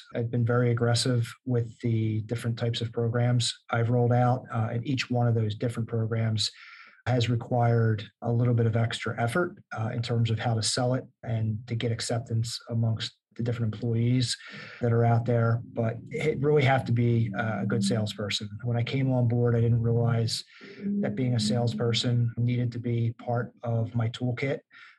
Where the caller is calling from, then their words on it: Newark, New Jersey, United States; I'm in beautiful Newark, New Jersey, and my office overlooks a major highway that runs through the city